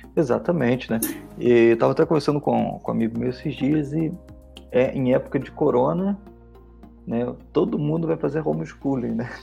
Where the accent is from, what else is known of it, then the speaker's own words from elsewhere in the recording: Rio de Janeiro, Brazil; now in Curitiba, Brazil; eu sou carioca, mas moro aqui já faz bastante tempo